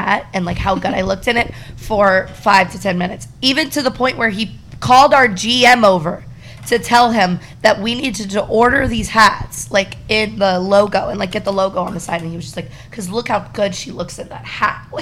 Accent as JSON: {"language": "English", "town": "Destin", "region": "Florida", "country": "United States", "said": "I'm from Destin, Florida"}